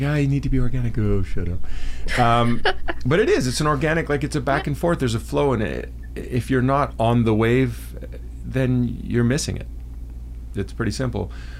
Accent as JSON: {"language": "English", "country": "Canada", "said": "from Canada."}